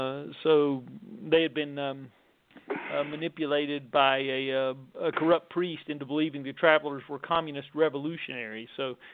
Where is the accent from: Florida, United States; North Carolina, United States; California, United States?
North Carolina, United States; Wilmington, North Carolina, in my home state